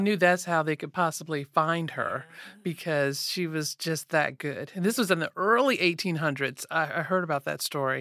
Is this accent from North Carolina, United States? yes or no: yes; Asheville, North Carolina, United States; now in Durham, United States; I stay in Durham, uh, but I'm from Asheville